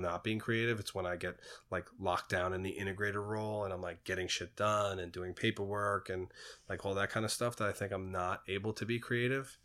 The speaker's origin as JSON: {"language": "English", "town": "New York City", "region": "New York", "country": "United States", "tie": "born or raised there", "said": "I grew up in Queens in the eighties and nineties"}